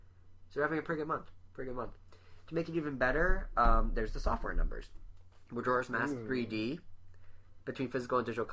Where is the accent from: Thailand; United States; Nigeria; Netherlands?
United States; Montana; I did grow up in Montana